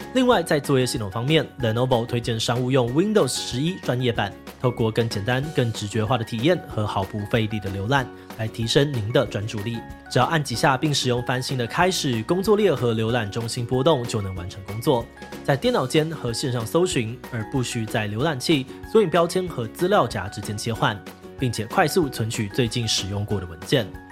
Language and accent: Chinese; Taiwan; 我们台湾人